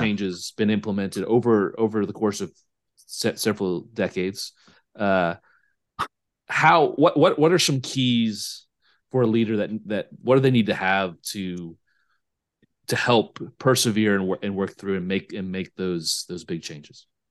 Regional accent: United States; moved away; I speak this more as an American

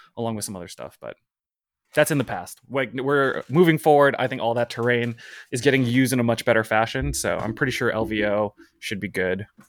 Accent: West Coast, United States; now in Brooklyn, United States; I'm originally from the West Coast. I'm on the East Coast now

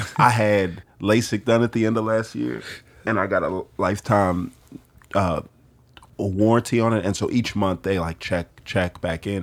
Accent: Houston, Texas, United States; I grew up in Houston

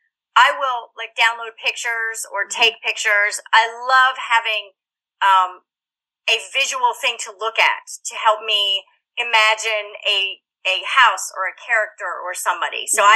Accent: Woodland, United States; There were some similarities because I grew up in Woodland. I spent my summer tagging along with my sister, who probably thought I was a pest, on my bike, and we would just steady cross the ferry.

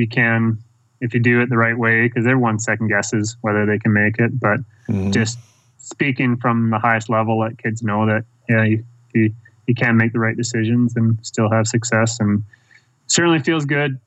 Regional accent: Canada; growing up in Canada, very, you know, privileged, life, growing up there

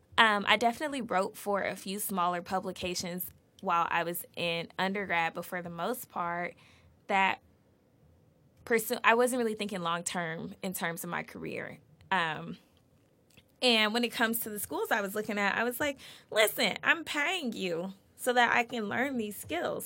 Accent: Atlanta, Georgia, United States; moved away as an adult; now in Boston, United States; I was born and raised in Atlanta, Georgia

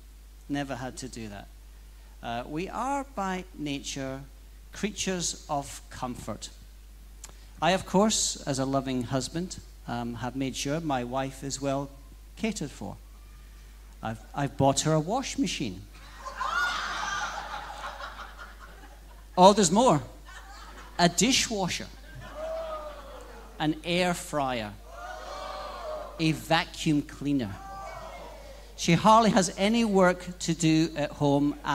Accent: Scotland, United Kingdom; now in Australia; as a Scotsman, I guess

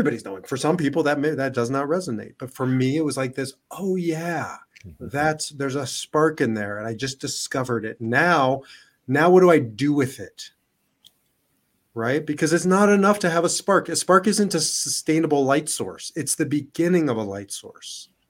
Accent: Israel; now in United States; I'm Israeli and I'm an American

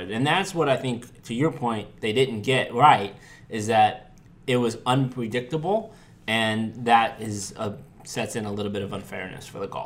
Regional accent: St. Louis, Missouri, United States; born or raised there; now in Los Angeles, United States

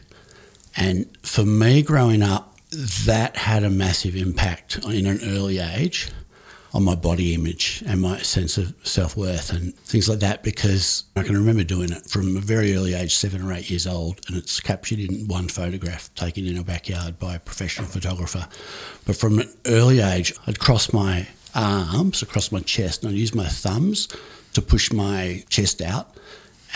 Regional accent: Melbourne, Victoria, Australia; also born or lived in United States; We moved from Park Orchards, as it was, an outer eastern suburb of now Greater Melbourne. And we moved to North Carlton.

